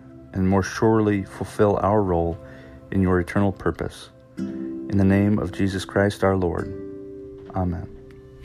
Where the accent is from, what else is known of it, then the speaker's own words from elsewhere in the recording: California, United States; I grew up in California